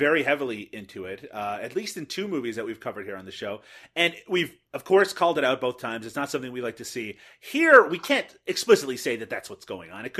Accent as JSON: {"language": "English", "country": "Canada", "said": "because I'm Canadian."}